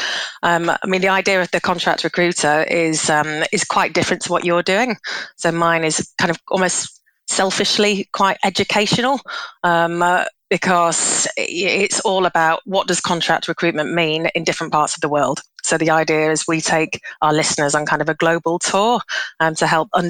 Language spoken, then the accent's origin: English; Leeds, Yorkshire and the Humber, United Kingdom; moved away as an adult; also born or lived in Glasgow; now in Vietnam; I'm originally from Leeds